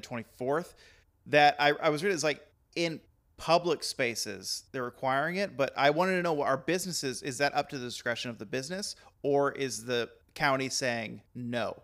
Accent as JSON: {"language": "English", "region": "Texas", "country": "United States", "moved": "yes", "said": "I'm from the South, I'm Texan"}